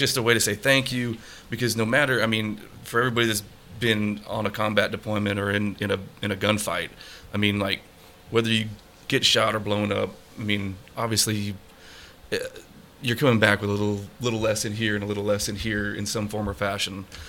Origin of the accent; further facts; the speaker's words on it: Colorado, United States; moved away as an adult; also born or lived in Texas; growing up in Colorado